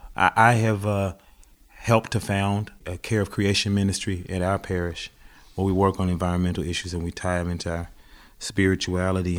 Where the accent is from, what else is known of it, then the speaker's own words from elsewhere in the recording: the South, United States; also born or lived in Greenville, Mississippi; now in Philadelphia, United States; as a Southerner, I grew up with all of this kind of food